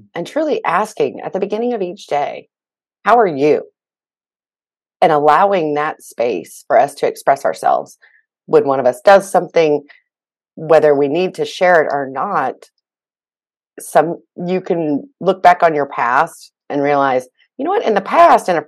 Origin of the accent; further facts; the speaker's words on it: Oklahoma, United States; I'm originally from Oklahoma, went to Oklahoma State